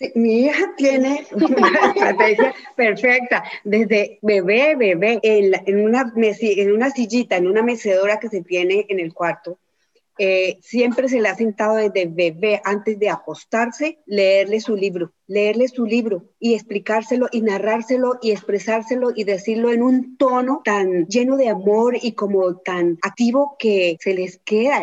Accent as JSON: {"language": "Spanish", "country": "Colombia", "said": "Soy colombiana"}